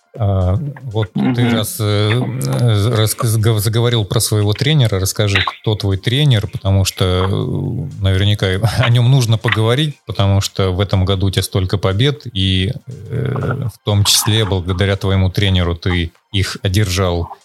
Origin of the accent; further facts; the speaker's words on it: Urals, Russia; я сам с Урала